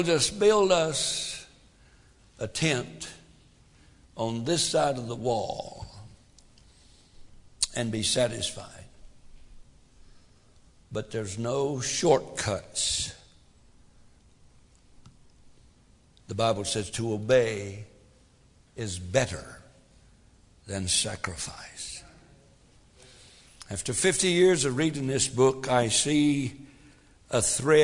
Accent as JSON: {"language": "English", "region": "Tennessee", "country": "United States", "said": "I'm from Tennessee. I'm a hick."}